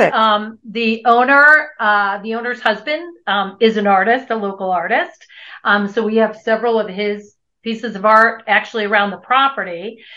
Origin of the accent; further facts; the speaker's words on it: Buffalo, New York, United States; moved away as an adult; also born or lived in Europe; now in Albuquerque, United States; we're originally from Buffalo, New York.